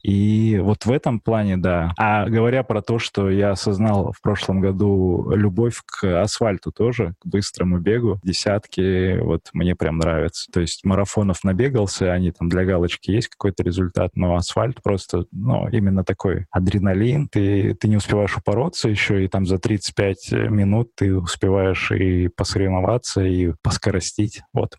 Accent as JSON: {"language": "Russian", "town": "Barnaul", "region": "Altai Krai", "country": "Russia", "said": "я же сам из Барнаула"}